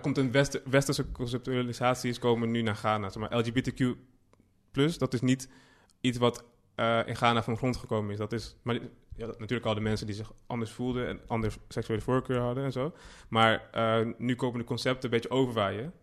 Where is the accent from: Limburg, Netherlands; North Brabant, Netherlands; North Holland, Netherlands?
North Holland, Netherlands; Amsterdam; born or raised there